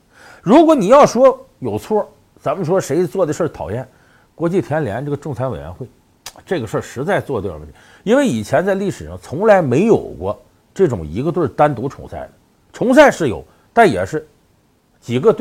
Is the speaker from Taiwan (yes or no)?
no; China; 确实就是作为中国人呢